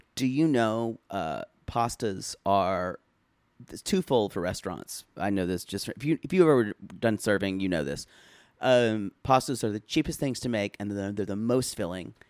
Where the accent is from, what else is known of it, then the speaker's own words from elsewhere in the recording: United States; I'm American